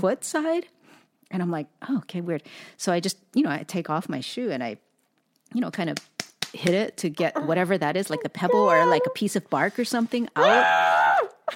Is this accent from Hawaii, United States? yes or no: yes; Hawaii, United States; now in Pacific Northwest, United States; an Asian person born and raised in Hawaii